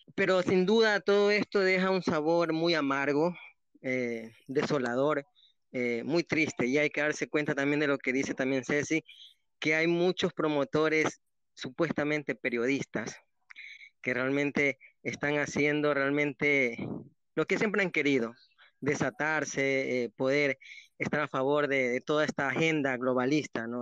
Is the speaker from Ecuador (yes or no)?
yes; Ecuador; como ecuatorianos